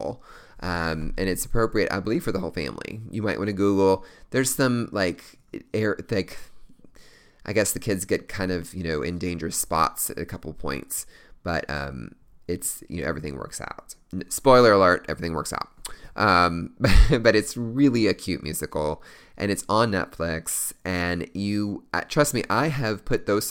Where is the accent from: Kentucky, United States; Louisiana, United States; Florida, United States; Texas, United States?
Kentucky, United States; Louisville; Louisville, Kentucky, my hometown